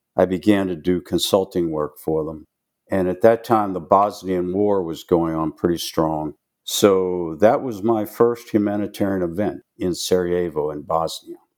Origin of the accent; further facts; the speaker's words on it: Pittsburgh, Pennsylvania, United States; moved away as an adult; now in Charlotte, United States; Born and raised in Pittsburgh, Pennsylvania.